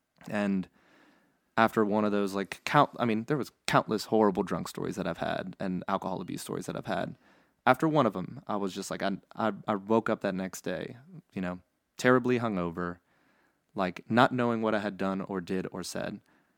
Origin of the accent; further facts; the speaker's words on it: Baton Rouge, Louisiana, United States; also born or lived in New Orleans; I was born and raised here in Louisiana and in Baton Rouge, or born in New Orleans actually.